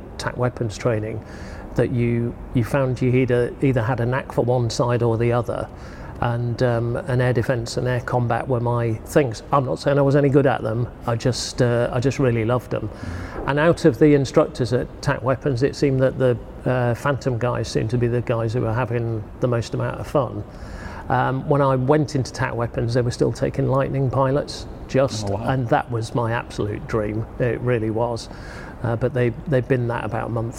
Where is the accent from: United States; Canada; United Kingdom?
United Kingdom; Yorkshire and the Humber; growing up in North Yorkshire, that was Finningley, Church Fenton.